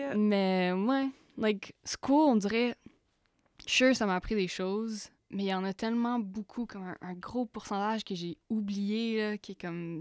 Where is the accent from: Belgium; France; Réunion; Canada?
Canada; Buckingham, Quebec; je viens de Buckingham. On vient de Buckingham